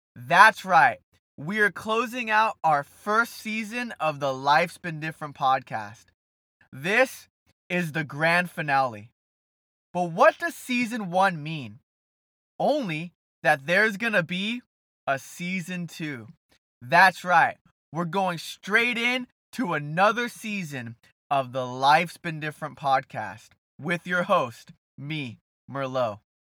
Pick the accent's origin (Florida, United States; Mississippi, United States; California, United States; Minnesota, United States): California, United States; Brea; also born or lived in South Orange County; Brea, California, my hometown